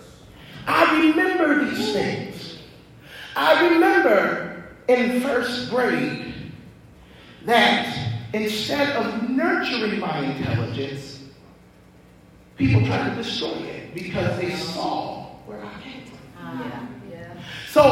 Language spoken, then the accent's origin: English; Columbus, Ohio, United States; I'm from Columbus